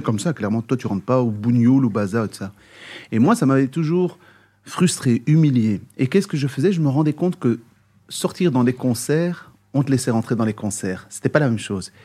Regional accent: Brussels, Brussels-Capital Region, Belgium; né à Bruxelles, grandi à Bruxelles

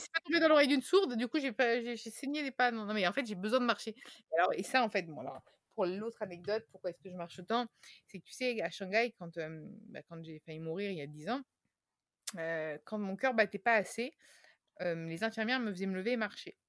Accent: Tuscany, Italy; moved away; also born or lived in Paris; Je viens de Toscane, de la campagne italienne, et, mes racines m'appellent fortement

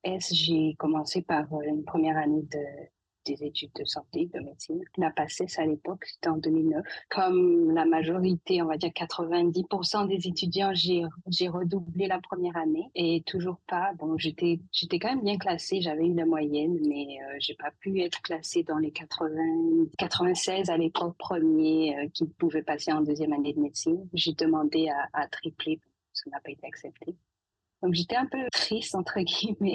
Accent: Saint-Claude, Guadeloupe; moved away; guadeloupéenne d'origine. Je suis née à Saint-Claude

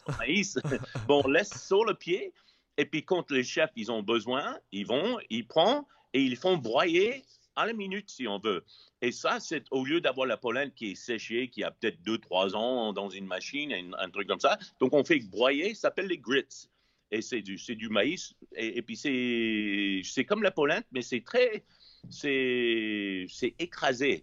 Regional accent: Los Angeles, California, United States; French is a second language; moved away as an adult; also born or lived in France; now in South Carolina, United States; je viens de Los Angeles

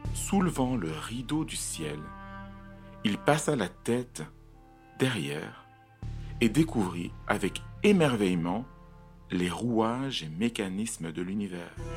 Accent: Cameroon; now in Brussels, Belgium; j'habite à Bruxelles, en Belgique, je suis belge, mais je suis né au Cameroun

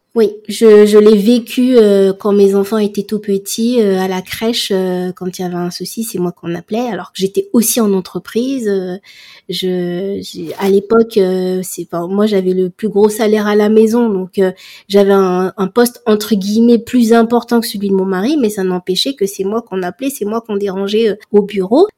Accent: Comoros; je suis comorienne

